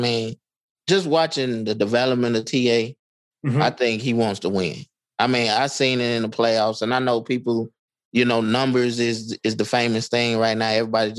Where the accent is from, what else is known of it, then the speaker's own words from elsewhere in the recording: Inglewood, California, United States; You know, one thing about growing up in Inglewood is, of course, you wish things were perfect in the way they should be.